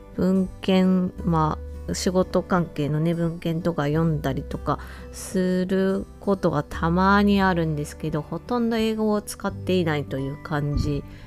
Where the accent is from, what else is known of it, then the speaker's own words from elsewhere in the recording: Japan; moved away as an adult; also born or lived in United States; 途中で辞めて日本に帰国したと